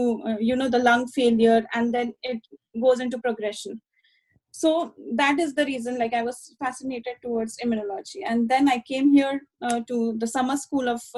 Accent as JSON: {"language": "English", "town": "Satara", "region": "Maharashtra", "country": "India", "tie": "born or raised there", "also_born_or_lived": "Kolhapur / Mumbai", "moved": "as an adult", "said": "bachelor's, I did it in my hometown, which is Satara."}